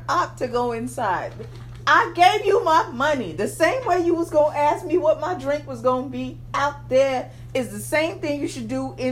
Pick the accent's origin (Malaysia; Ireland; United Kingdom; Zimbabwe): Zimbabwe; I'm from Zimbabwe